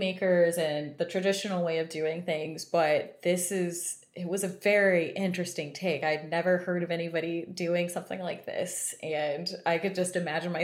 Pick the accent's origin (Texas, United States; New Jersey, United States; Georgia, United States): Texas, United States; I'm from Texas